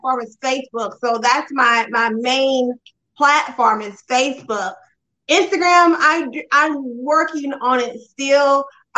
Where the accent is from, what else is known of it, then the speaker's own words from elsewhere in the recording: Vidalia, Georgia, United States; I'm originally from Vidalia, Georgia